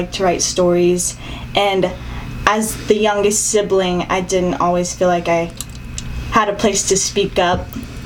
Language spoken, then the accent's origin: English; Tempe, Arizona, United States; I was born and raised in Arizona, Tempe